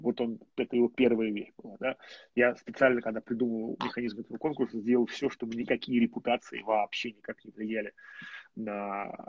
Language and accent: Russian; Moscow, Russia; я москвич